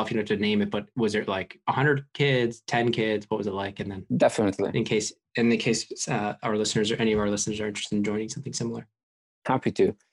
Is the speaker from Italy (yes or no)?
yes; Italy; moved away as an adult; also born or lived in Hong Kong / California; now in London, United Kingdom; so born and raised in Italy